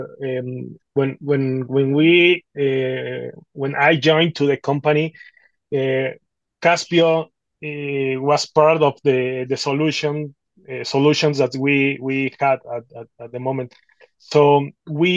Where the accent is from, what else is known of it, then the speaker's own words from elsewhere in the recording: Mexico City, Mexico; I'm from Mexico City.